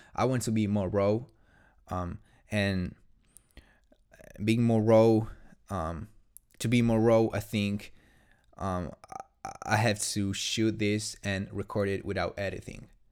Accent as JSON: {"language": "English", "country": "Italy", "second_language": "English", "said": "I'm not English, I'm Italian, in fact."}